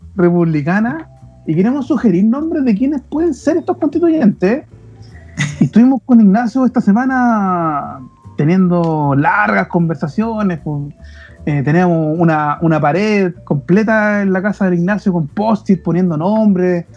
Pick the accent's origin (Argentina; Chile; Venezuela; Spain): Chile; Valparaíso; moved away; nacido y criado en Valparaíso